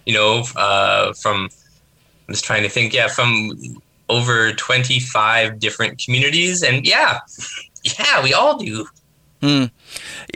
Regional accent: Northern Canada, Canada; moved away; as a Northerner myself

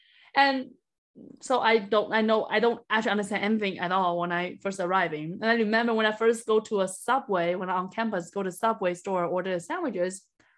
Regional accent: China; born or raised there; moved away as an adult; now in United States

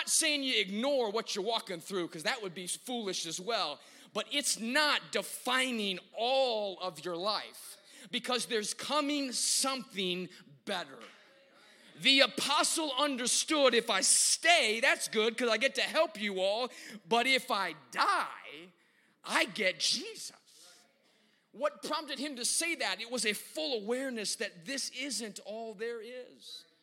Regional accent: Chicago, Illinois, United States; when I was growing up in Chicago at our church

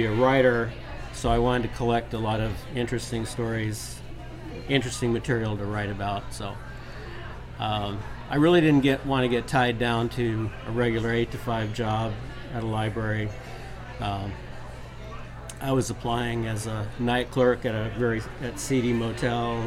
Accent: South Dakota, United States; moved away as an adult; now in Austin, United States; I grew up in South Dakota

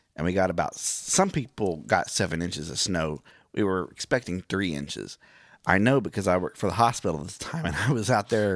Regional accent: Miami, Oklahoma, United States; now in Branson, United States; I'm from Miami

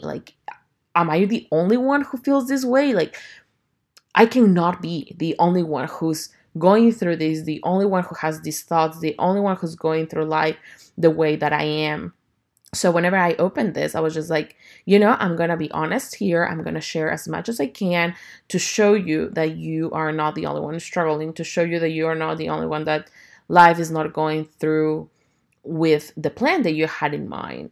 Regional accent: Ecuador; now in Houston, United States; I'm originally from Ecuador, and I currently live in Houston, Texas.

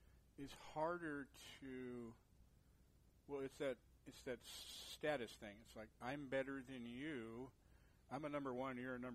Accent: San Lorenzo, California, United States; also born or lived in Oakland, California / San Jose, California; I was born in Oakland. I grew up in San Lorenzo.

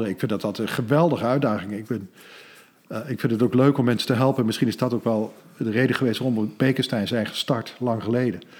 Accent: Lochem, Gelderland, Netherlands; moved away; also born or lived in Amsterdam; Ik ben geboren in Lochem

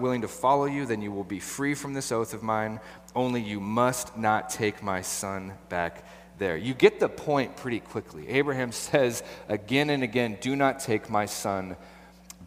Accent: Portland, Oregon, United States; I grew up right here. I was born in Southeast. I was raised in Southeast

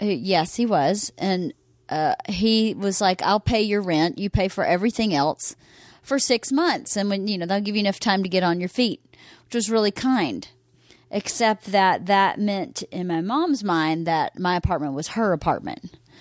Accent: Bowdon, Georgia, United States; moved away; also born or lived in Carrollton, Georgia; I was born in Carrollton, Georgia

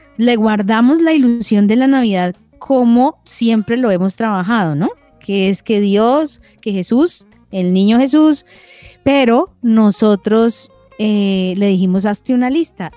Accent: Cali, Valle del Cauca, Colombia; moved away; porque somos caleños

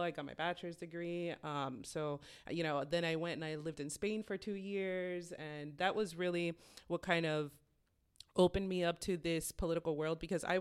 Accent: Miami, Florida, United States; moved away as an adult; also born or lived in Boston, Massachusetts; now in Salem, United States; I was born in Boston, raised in Miami, and I moved up here as an adult 10 years ago.

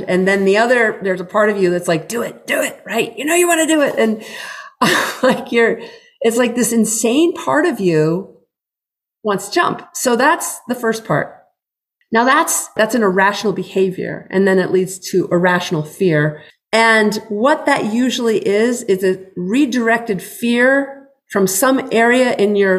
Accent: New Hampshire, United States; moved away; I grew up in New Hampshire

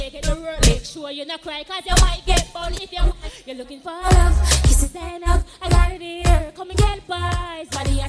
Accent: Kingston, Surrey, Jamaica; May I come straight from Kingston, Jamaica. It's every time me I dance to represent me.

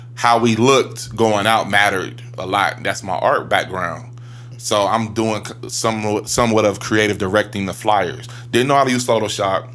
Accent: Columbus, Ohio, United States; I'm from, I'm from Ohio

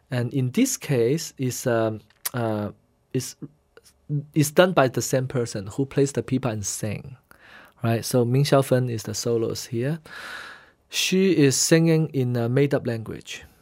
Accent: Guangzhou, Guangdong, China; first language Hainanese; English is a second language; moved away as an adult; also born or lived in Shanghai, China / Hainan, China; now in United States; since I grew up in Canton, uh, Guangzhou

